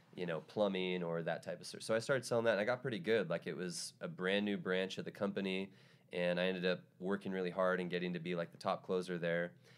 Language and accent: English; Tacoma, Washington, United States; moved away; I'm from Tacoma, which is about forty-five minutes south